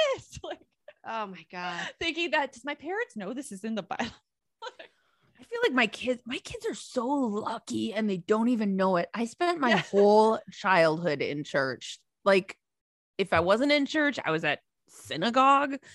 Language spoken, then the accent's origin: English; Minnesota, United States; I grew up in Minnesota, there weren't a ton of Catholics